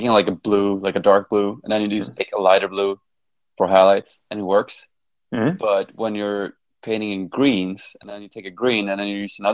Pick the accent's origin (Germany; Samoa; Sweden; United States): Sweden; Falun, Dalarna County; These guys always play in my hometown though